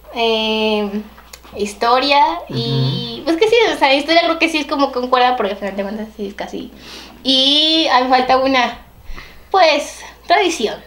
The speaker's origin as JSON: {"language": "Spanish", "town": "Xalapa", "region": "Veracruz", "country": "Mexico", "said": "somos de Jalapa."}